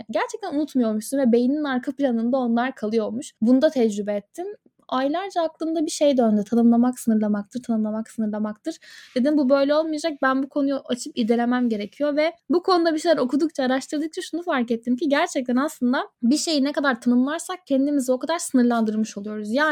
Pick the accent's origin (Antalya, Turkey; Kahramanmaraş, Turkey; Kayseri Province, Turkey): Antalya, Turkey; now in İzmir, Turkey; Bu arada ben Antalyalıyım.